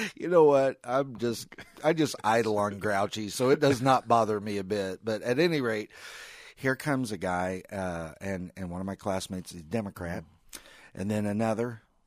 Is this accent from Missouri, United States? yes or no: yes; Missouri, United States; We're all from Missouri